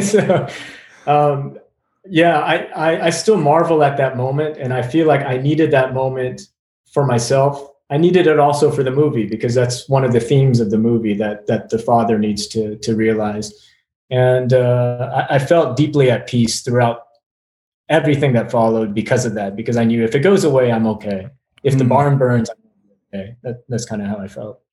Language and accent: English; Arkansas, United States; moved away; my own story growing up in in Arkansas